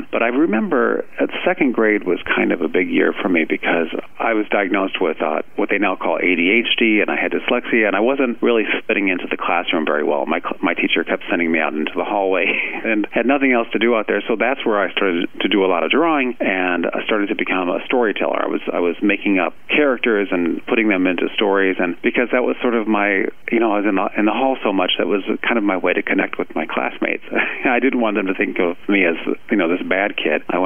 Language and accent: English; Ohio, United States; I'm definitely from Ohio, so it was a lovely place to grow up.